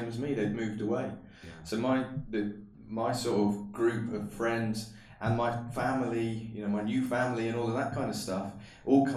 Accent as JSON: {"language": "English", "area": "Cornwall", "region": "South West England", "country": "United Kingdom", "tie": "born or raised there", "also_born_or_lived": "Bournemouth / London", "moved": "as an adult", "said": "as soon as I went over the border, I became the most Cornish person anybody had ever met."}